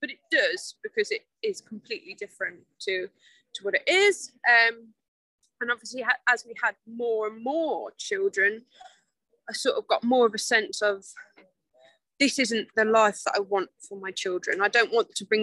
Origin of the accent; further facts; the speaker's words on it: Coventry, West Midlands, United Kingdom; moved away; We're originally from Coventry in the Midlands. So slap bang in the middle. And I've lived there my whole life.